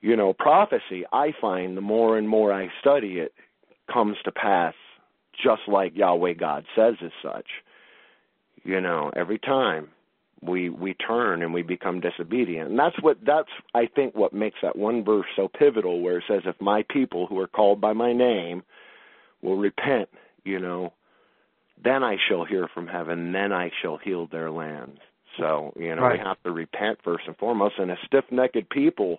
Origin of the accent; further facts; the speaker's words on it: Los Angeles, California, United States; I grew up in Los Angeles, California